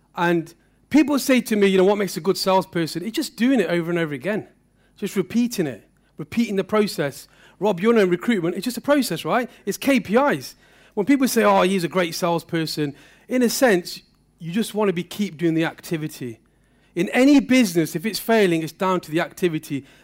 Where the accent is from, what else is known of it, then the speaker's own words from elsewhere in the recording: Derby, East Midlands, United Kingdom; my story started not so far from here. Um, I lived in Pear Tree